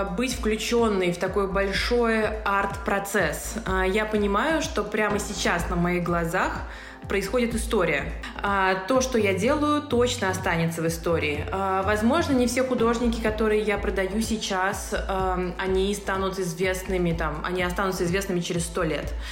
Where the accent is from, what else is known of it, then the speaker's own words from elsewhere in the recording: Saint Petersburg, Russia; moved away as an adult; now in Moscow, Russia; я решила переехать в Москву. Я из Петербурга.